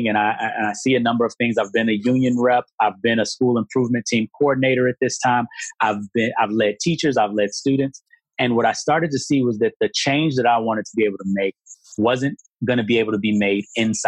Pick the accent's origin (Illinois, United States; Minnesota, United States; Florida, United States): Illinois, United States; Chicago; moved away; I'm from Chicago originally